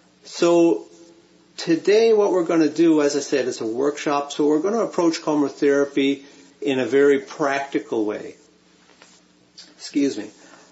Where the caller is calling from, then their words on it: Vancouver, British Columbia, Canada; it's my pleasure to be here with you today. I'm joining you from Vancouver, Canada